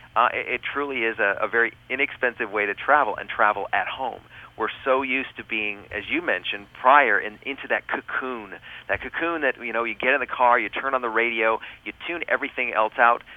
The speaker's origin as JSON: {"language": "English", "country": "United States", "said": "I was from the United States of America"}